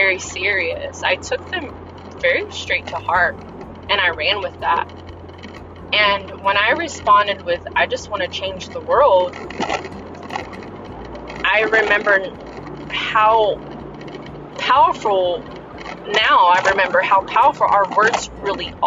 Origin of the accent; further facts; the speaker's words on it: United States; English is a second language; I'm American and I didn't even know English